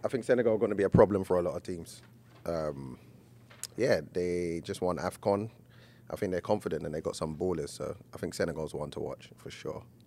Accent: England, United Kingdom; As an Englishman

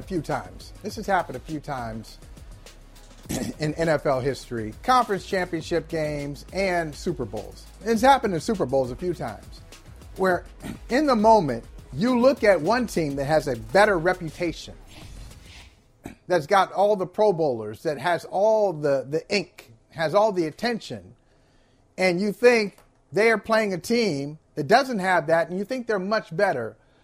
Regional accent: Akron, Ohio, United States; I grew up in Akron, Ohio. It's cold, like January.

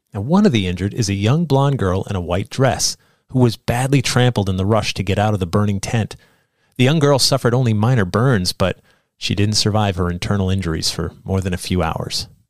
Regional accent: Sandy Hook, Connecticut, United States; when I was a kid growing up in Sandy Hook, Connecticut

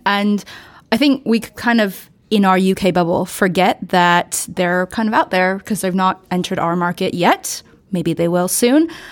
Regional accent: United States; speaking as an American

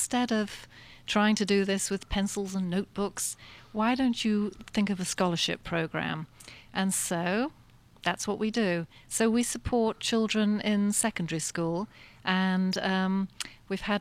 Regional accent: south of England, United Kingdom; moved away; I'm English, and I grew up in the south of England

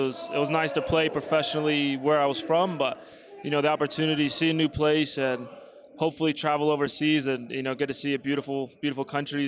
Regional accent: Oceanside, California, United States; moved away as an adult; now in Colorado, United States; I'm from Oceanside, California

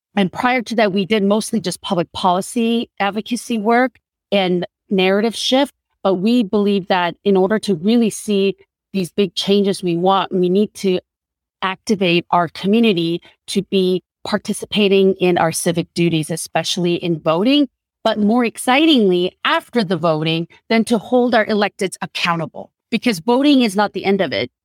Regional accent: South Korea; now in United States; When I first came to this country, I cannot count the number of times people have approached me because I was a Korean woman. "Oh, where are you from?" "Korea."

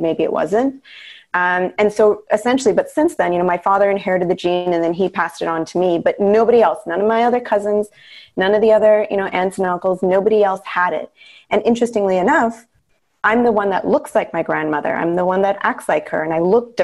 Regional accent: Canada; I was born in Canada, but my parents came from India, and I was the firstborn

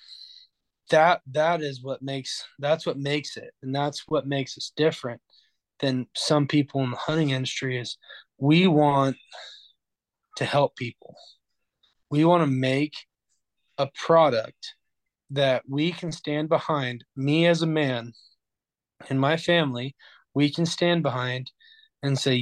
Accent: Orofino, Idaho, United States; We're from Orofino. We're all from Orofino.

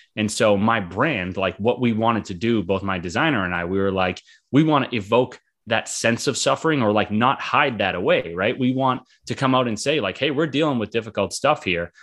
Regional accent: Boston, Massachusetts, United States; also born or lived in Florida; I'm from Boston, Massachusetts. Been here most of my life

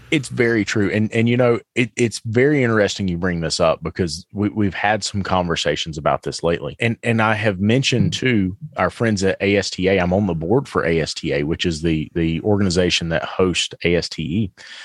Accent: the South, United States; I'm from the South.

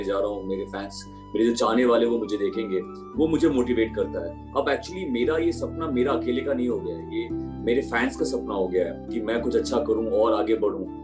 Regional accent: Bihar, India; also born or lived in Chandigarh

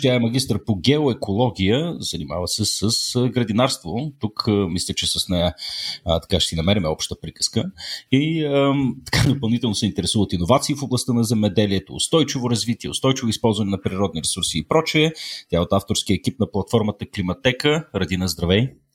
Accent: Sofia, Sofia City, Bulgaria; аз пък съм от Слатина

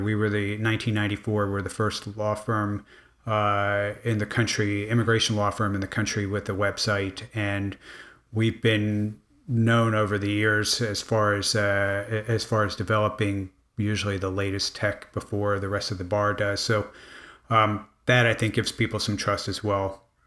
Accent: Miami, Florida, United States; I grew up in Miami

